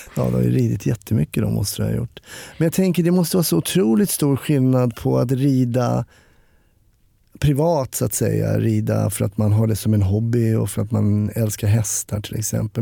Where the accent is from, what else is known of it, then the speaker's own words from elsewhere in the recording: Stockholm, Stockholm County, Sweden; jag är ju uppvuxen i Stockholm